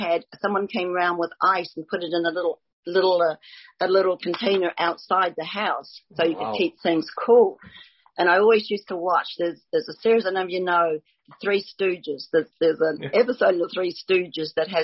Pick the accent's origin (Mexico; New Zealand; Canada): New Zealand; Grew up in New Zealand